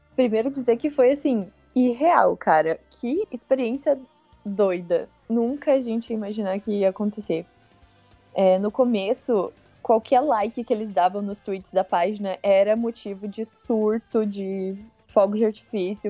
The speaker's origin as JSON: {"language": "Portuguese", "region": "interior of Paraná", "country": "Brazil", "said": "eu sou do interior do Paraná"}